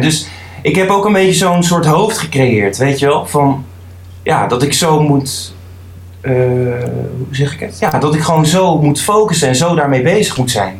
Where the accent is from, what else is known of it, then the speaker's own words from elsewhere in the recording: The Hague, South Holland, Netherlands; ik kom uit Den Haag